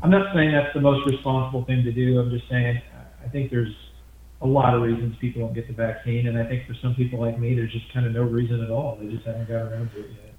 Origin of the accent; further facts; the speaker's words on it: Midwest, United States; I was raised in the Midwest, but I consider myself a Southerner. My roots are Southern